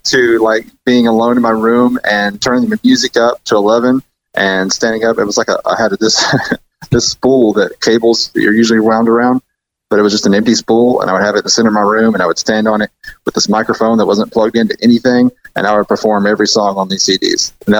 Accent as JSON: {"language": "English", "town": "Dardanelle", "region": "Arkansas", "country": "United States", "tie": "born there", "also_born_or_lived": "Appleton, Arkansas", "said": "I was born in Dardanelle, Arkansas."}